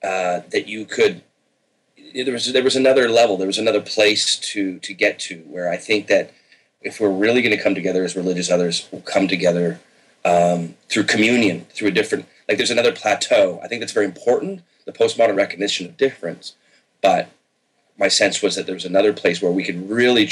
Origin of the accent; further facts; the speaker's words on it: Victoria, British Columbia, Canada; I grew up secular in Canada. In Victoria on the West Coast